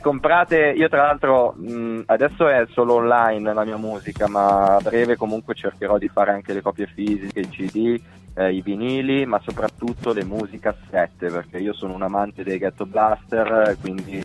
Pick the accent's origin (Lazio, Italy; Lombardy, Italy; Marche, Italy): Lombardy, Italy; Olgiate Olona; io sono di Olgiate Olona in provincia di Varese, vicino Bustartizio